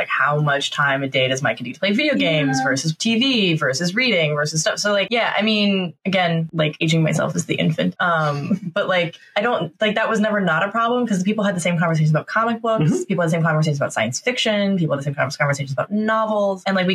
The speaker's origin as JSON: {"language": "English", "region": "Oregon", "country": "United States", "tie": "born or raised there", "said": "I grew up in Oregon, so it rained all the time."}